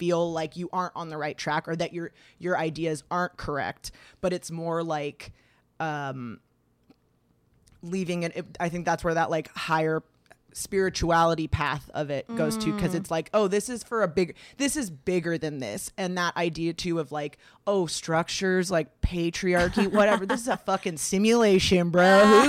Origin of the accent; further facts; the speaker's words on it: California, United States; I grew up in the Valley.